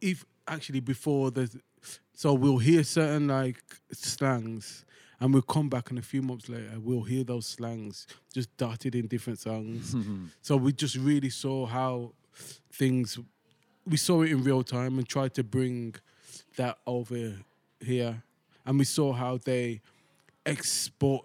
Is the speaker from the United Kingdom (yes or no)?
yes; United Kingdom; until we open our mouth, they don't know we're British.